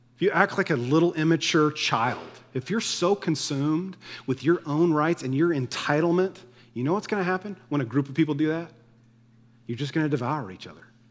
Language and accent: English; United States